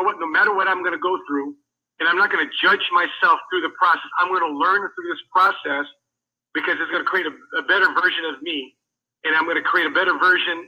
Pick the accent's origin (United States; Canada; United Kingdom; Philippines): United States; I'm Filipino, so I resonated with that. Raised in America